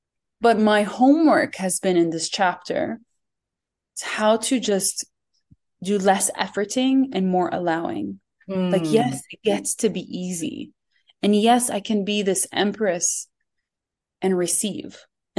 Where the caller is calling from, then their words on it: Jordan; I am in Jordan, and I'm fidgeting a lot because there's this dog around me that keeps licking my feet and wants to be part of this call. So I am in Jordan.